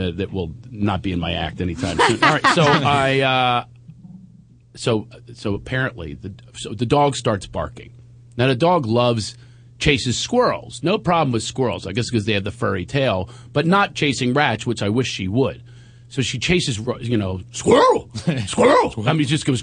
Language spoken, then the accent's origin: English; Philadelphia, Pennsylvania, United States; moved away as an adult; also born or lived in New York / Long Island; growing up in Philadelphia